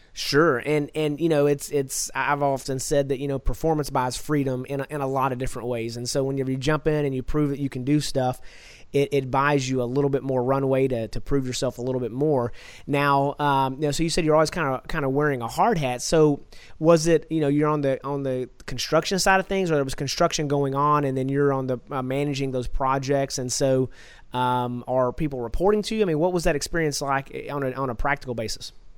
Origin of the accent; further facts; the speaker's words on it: Texas, United States; I'm from Texas